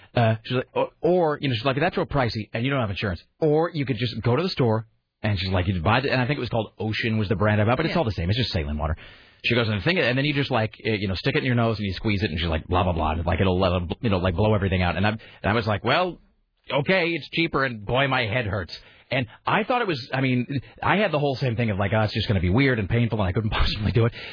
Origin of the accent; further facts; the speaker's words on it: Kennewick, Washington, United States; moved away; also born or lived in Utah / San Diego; growing up in the Northwest and growing up in, in Washington